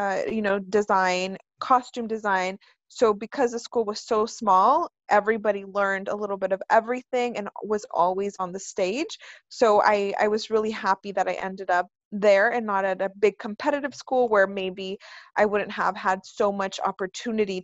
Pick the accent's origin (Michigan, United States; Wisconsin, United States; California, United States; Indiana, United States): California, United States; also born or lived in Mexico; I'm from California. I've been living here since I was 4, so it feels like, you know, this is where I'm from, even though I originally was from Mexico